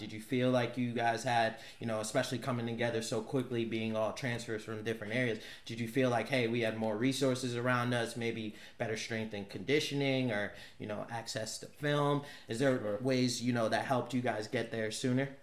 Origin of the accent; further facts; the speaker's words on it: Norwalk, Connecticut, United States; originally I'm from Norwalk, Connecticut, 203.